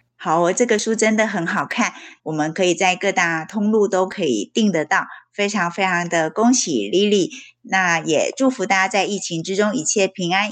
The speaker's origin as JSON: {"language": "Chinese", "country": "Taiwan", "tie": "born or raised there", "said": "你跟我一样是在台湾受教育，然后国小、国中、高中到大学"}